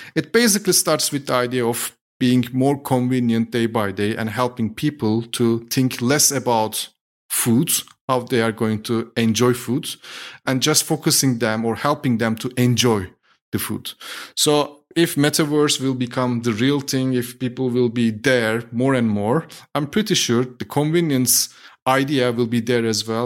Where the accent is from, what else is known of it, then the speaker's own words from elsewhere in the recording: Turkey; moved away as an adult; now in Berlin, Germany; I'm originally from Turkey, was born and raised in Turkey, moved to Germany seven years ago.